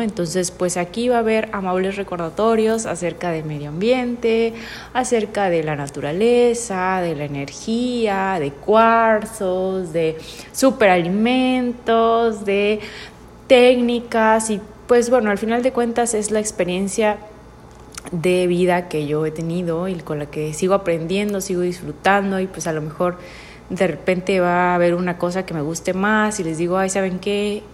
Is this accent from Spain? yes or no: no; Mexico; also born or lived in Tuxtla Gutiérrez, Chiapas; soy mexicana